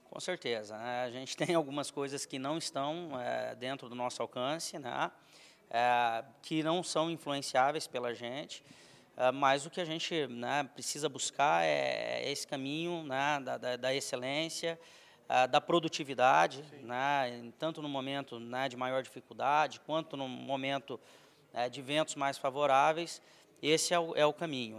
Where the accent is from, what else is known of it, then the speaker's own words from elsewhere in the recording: Maringá, Paraná, Brazil; moved away as an adult; also born or lived in Santa Catarina; eu sou nascido e criado em Maringá, fica no norte do Paraná